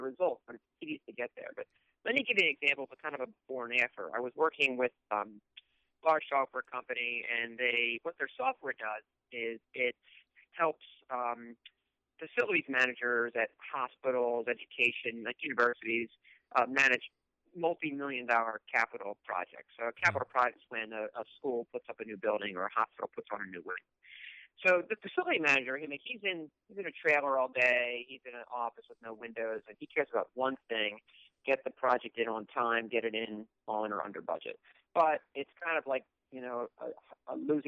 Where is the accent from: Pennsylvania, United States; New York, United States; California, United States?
Pennsylvania, United States; King of Prussia; growing up in the Cuna Prussia area outside of Philadelphia